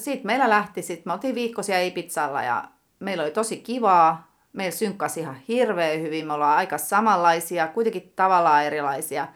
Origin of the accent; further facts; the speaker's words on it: Tampere, Pirkanmaa, Finland; also born or lived in Lentävänniemi, Tampere; Kolmannella luokalla muutettiin Hervantaan